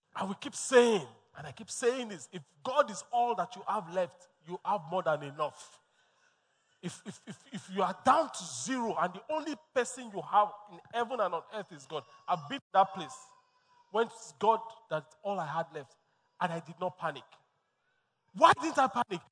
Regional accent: Lagos, Nigeria; born and bred in Lagos

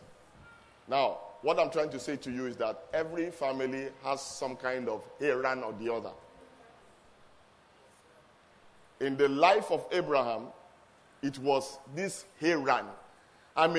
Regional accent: Lagos, Nigeria; moved away as an adult; now in England, United Kingdom; I was born in Lagos, grew up in Lagos, and long story short, of the five children of my father's, destiny also took me to England. And then I've been in England for the last 19 years or so

